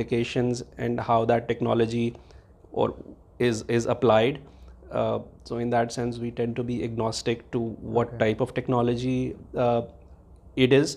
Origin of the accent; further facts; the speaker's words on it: India; I grew up in India, and I did my education in India